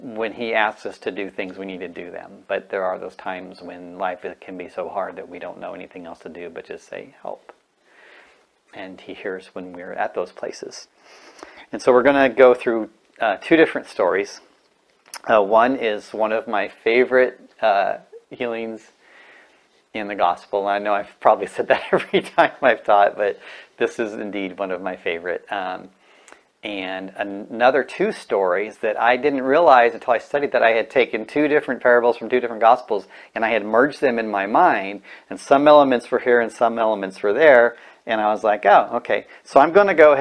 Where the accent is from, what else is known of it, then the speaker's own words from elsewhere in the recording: California, United States; I'm from California